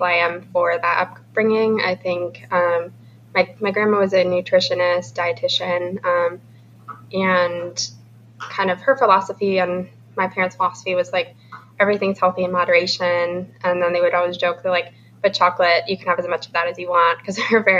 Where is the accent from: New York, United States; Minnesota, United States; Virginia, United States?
Minnesota, United States; moved away; we're from Minnesota. We're going to grad school in St. Louis.